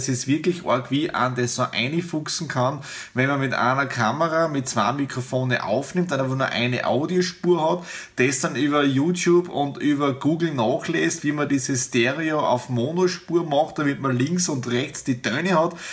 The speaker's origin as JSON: {"language": "German", "region": "Styria", "country": "Austria", "said": "ich bin ja aus der Südoststeiermark, aus dem ehemaligen Bezirk Bad Radkersburg"}